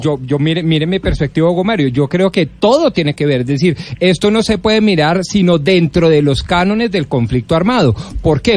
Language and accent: Spanish; Colombia; Nosotros como colombianos